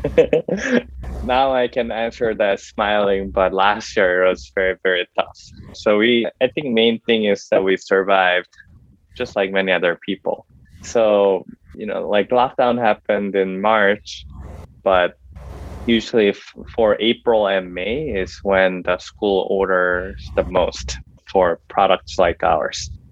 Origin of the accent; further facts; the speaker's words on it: South Korea; now in San Diego, United States; I'm originally from Korea